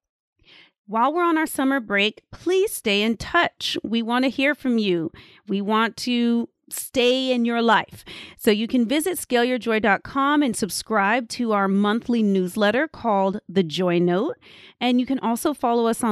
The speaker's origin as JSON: {"language": "English", "town": "Austin", "region": "Texas", "country": "United States", "tie": "born or raised there", "said": "my hometown of Austin, Texas."}